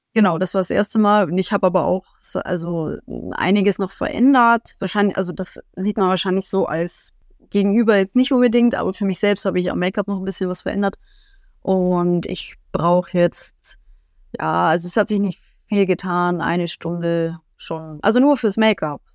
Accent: Augsburg, Bavaria, Germany; ich komme aus Augsburg im Süden Deutschlands

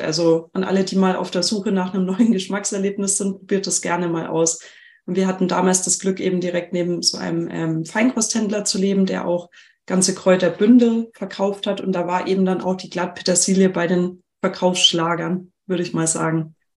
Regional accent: Germany; bei uns in Deutschland

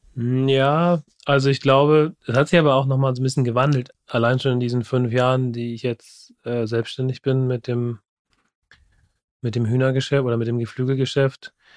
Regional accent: Germany; bei uns in Deutschland

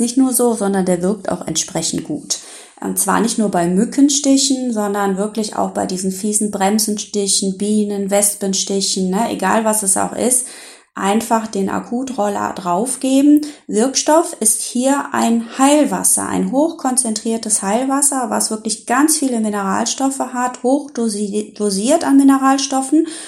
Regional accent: Rhineland, Germany; hier bei uns im Rheinland

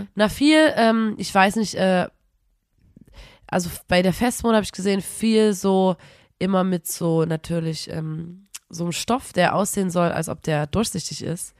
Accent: Erzgebirge, Saxony, Germany

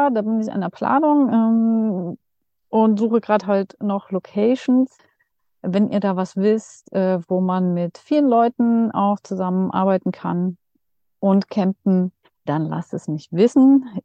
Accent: Dresden, Saxony, Germany; also in Dresden, weil das hier meine Heimat ist.

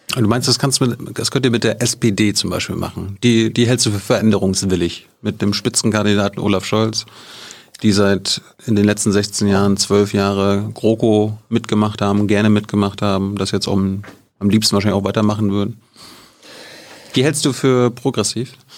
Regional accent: Malchin, Mecklenburg-Vorpommern, Germany; Ich komme aus Malchi

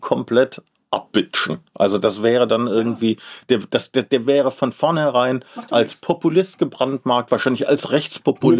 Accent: Berlin, Germany; Als Berliner

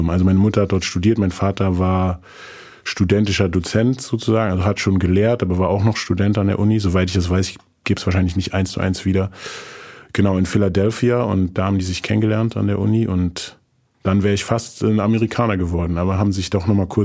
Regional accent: Frankfurt, Hesse, Germany; born there; Die sind dann auch erstmal nach Frankfurt. Also ich bin in Frankfurt geboren.

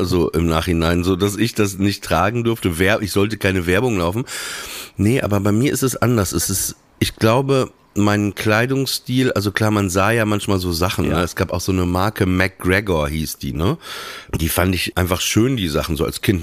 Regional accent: Papenburg, Lower Saxony, Germany; bei uns war das so in Papenburg, wir, wir hatten ja diesen langen Kanal

